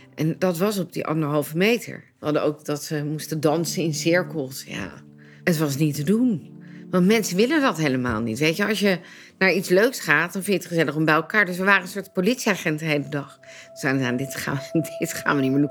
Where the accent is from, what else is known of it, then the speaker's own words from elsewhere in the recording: Leiden, South Holland, Netherlands; Ik ben geboren en getogen in Leiden